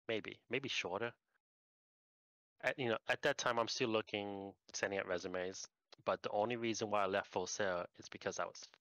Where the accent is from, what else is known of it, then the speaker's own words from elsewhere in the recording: Puerto Rico; moved away as an adult; also born or lived in New Jersey, United States / Orlando, Florida, United States / Washington, United States / California, United States; So I was born in New Jersey, raised in Puerto Rico. By yeah, until graduate high school